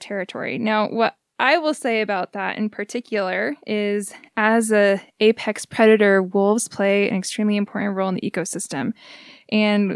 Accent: Tennessee, United States; now in New Mexico, United States; I'm from Tennessee, and we have lots of water there

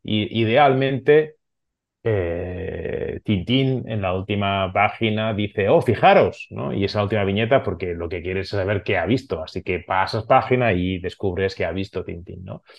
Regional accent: Barcelona, Catalonia, Spain; first language Catalan; Spanish is a second language; soy catalano hablante, soy de Barcelona, mi familia somos catalanes y hablamos en catalán

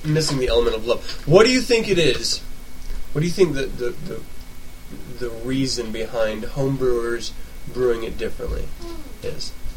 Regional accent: United States; I am an American after all

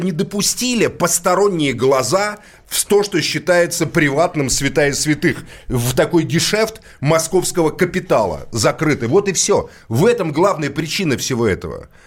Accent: Moscow, Russia; я родился в Москве, это мой родной город

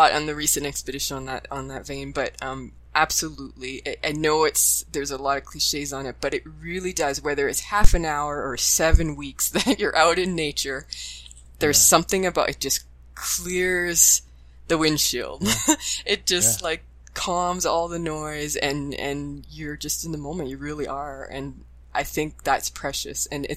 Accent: Sudbury, Ontario, Canada; moved away as an adult; also born or lived in Ottawa; I'm born and raised in Sudbury

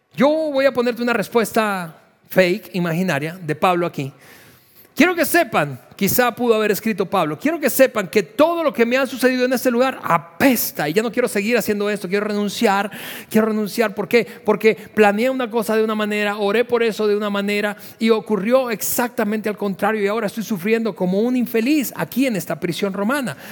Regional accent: Venezuela; moved away as an adult; somos venezolanos de, origen

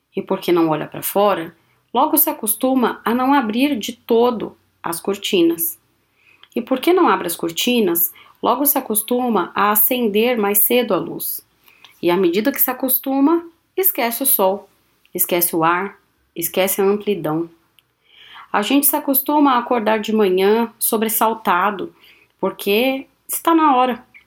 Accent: São Paulo, Brazil; now in Maringá, Brazil; Sou paulistana

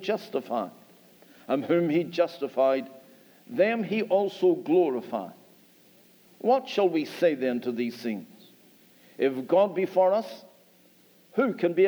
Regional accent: Northern Ireland, United Kingdom; We come from Northern Ireland and our accent is a little bit different.

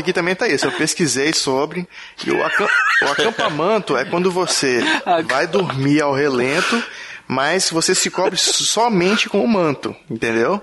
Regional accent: Espírito Santo, Brazil; nós dois somos capixaba

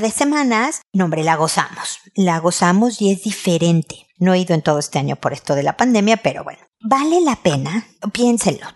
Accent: Mexico; moved away as an adult; now in Chile; en mi casa de niña en México

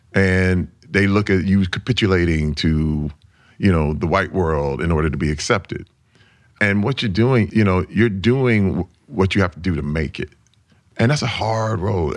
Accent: Flint, Michigan, United States; I grew up in Flint, Michigan in nineteen sixty-eight. That was when I was born

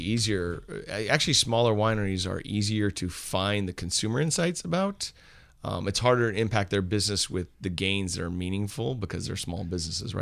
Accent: Napa, California, United States; I grew up here in Napa, but I, um, I wasn't from a wine family

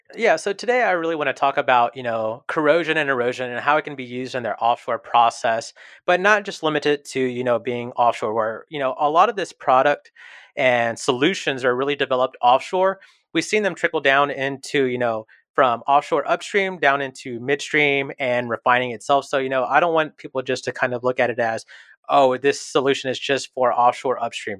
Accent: Houston, Texas, United States; I was born and raised here in Houston

